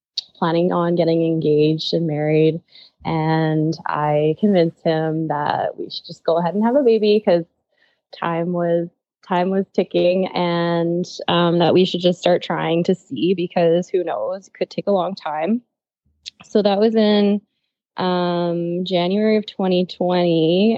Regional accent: Quebec, Canada; moved away as an adult; now in Saskatoon, Canada; I'm originally from Quebec, and I moved out to Saskatoon, I think 9 years ago now, to study pharmacy.

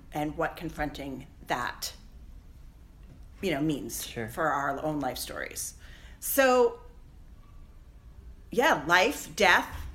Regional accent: Seattle, Washington, United States; I grew up in Seattle in my teenage years

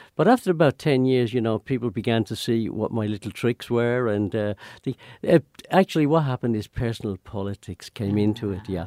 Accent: Ireland; moved away as an adult; also born or lived in London; I was a, a real paddy, you know, from, from the country

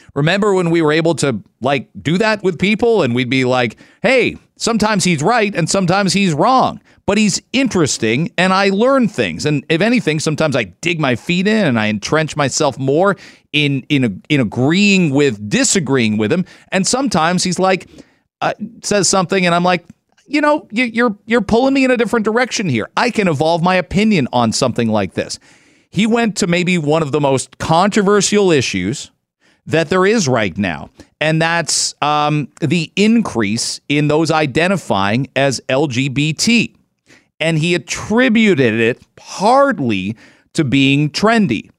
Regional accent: London, Ontario, Canada; I was a massive Michigan fan growing up in London, Ontario

